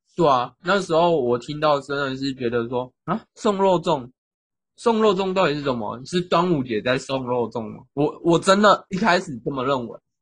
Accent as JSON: {"language": "Chinese", "region": "southern Taiwan", "country": "Taiwan", "said": "虽然我们都是南部人"}